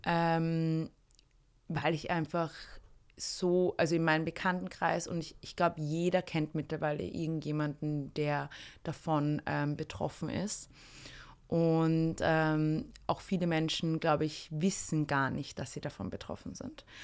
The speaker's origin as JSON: {"language": "German", "country": "Austria", "tie": "born or raised there", "said": "ich bin in einem kleinen Dorf aufgewachsen, zwar in der Nähe von Wien"}